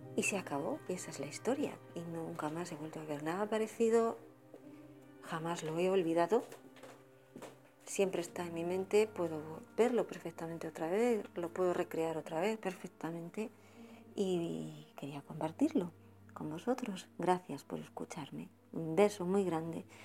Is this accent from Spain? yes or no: yes; Spain; now in Burgos, Spain; te he escrito un par de correos desde, desde Burgos